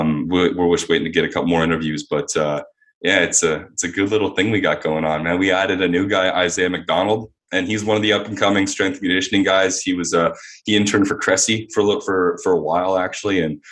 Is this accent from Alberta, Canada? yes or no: no; Winnipeg, Manitoba, Canada; moved away as an adult; But I'm very thankful about growing up in Winnipeg, though, man.